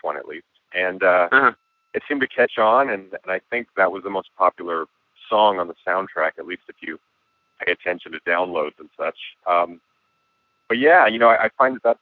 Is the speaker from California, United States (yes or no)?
yes; Santa Ana, California, United States; I grew up in Santa Ana, which I know now has become this sort of like weird little artsy town